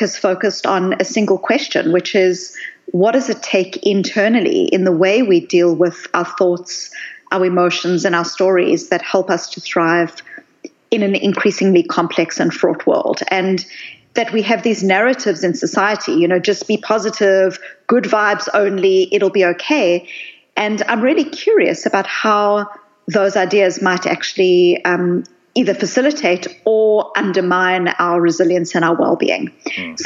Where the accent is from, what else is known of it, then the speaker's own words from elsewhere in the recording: South Africa; I grew up in South Africa